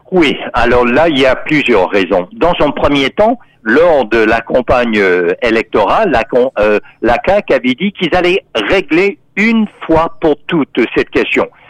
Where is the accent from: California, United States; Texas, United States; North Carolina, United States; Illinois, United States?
Texas, United States; now in Canada; on disait dans mon enfance euh, au Texas, euh, aux États-Unis